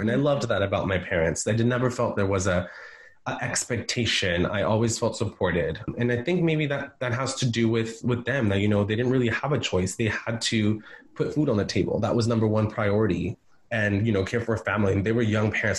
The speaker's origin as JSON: {"language": "English", "town": "San Diego", "region": "California", "country": "United States", "tie": "born or raised there", "also_born_or_lived": "Guerrero, Mexico", "lives_now": "San Francisco, United States", "said": "I grew up in San Diego and um, California. I'm a California boy"}